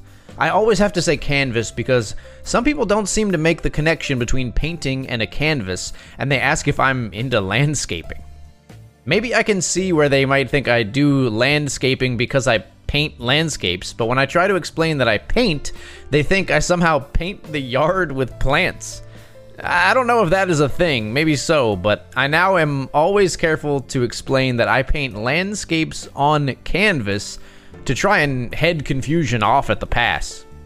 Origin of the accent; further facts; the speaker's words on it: Pacific Northwest, United States; Also, I grew up in the Pacific Northwest, and so I have those memories to draw from as well.